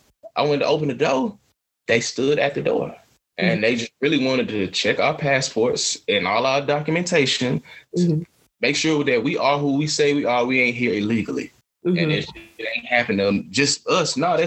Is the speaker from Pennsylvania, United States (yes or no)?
no; Atlanta, Georgia, United States; I'm from Atlanta. I'm going to sit here and play the fool, finesse.